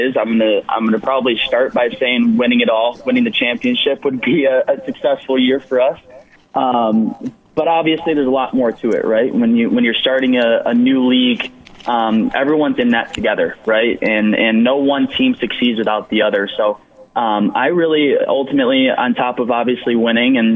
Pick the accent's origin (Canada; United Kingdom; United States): United States; Grand Rapids, Michigan; born or raised there